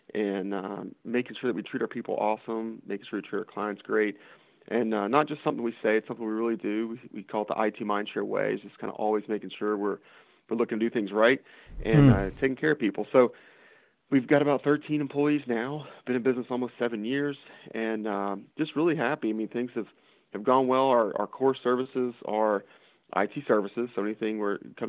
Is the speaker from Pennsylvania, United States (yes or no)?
no; Texas, United States; also born or lived in Washington, D.C.; now in Morgantown, United States; I'm from Texas. I grew up in a town of 200 people